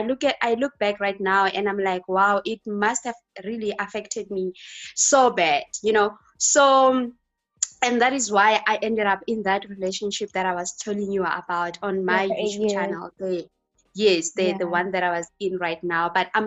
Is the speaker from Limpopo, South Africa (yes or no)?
yes; Limpopo, South Africa; South Africa, Limpopo.